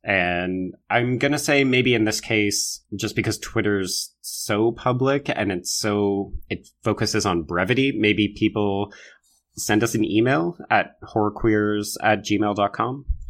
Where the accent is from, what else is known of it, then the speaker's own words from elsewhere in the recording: Alberta, Canada; I grew up in Alberta